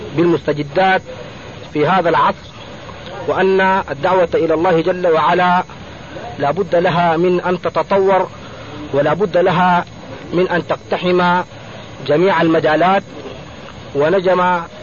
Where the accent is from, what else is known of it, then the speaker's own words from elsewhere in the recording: Sudan; نحن شباب من السودان من جماعة أنصار السنة المحمدية